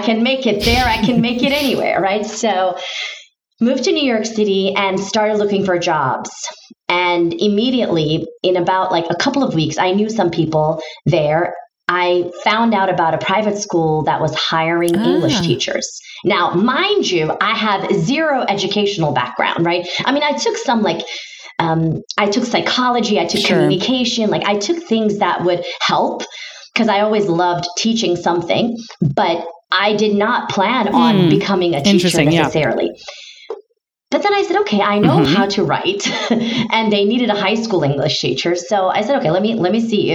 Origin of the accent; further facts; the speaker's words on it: Istanbul, Turkey; first language Turkish; English is a second language; moved away as an adult; now in United States; I'm originally from Istanbul, Turkey.